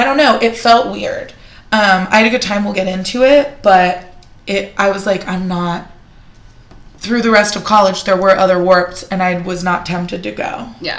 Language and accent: English; San Jose, California, United States; where I grew up in San Jose.